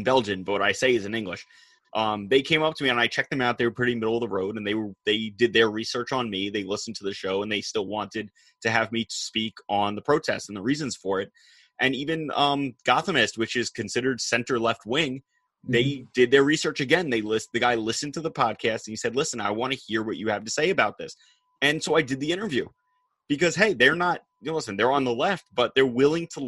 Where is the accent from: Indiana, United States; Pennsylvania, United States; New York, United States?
New York, United States; North Shore of Long Island; I am from the North Shore of Long Island